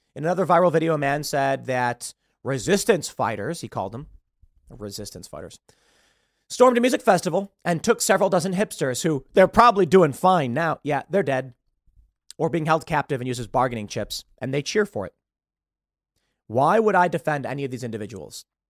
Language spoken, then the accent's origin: English; United States; I'm an American